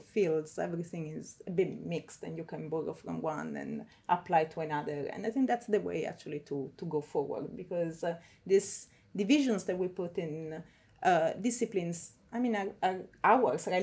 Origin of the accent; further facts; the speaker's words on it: Milan, Lombardy, Italy; moved away as an adult; now in Cambridge, United Kingdom; I'm from Milan, close to Milan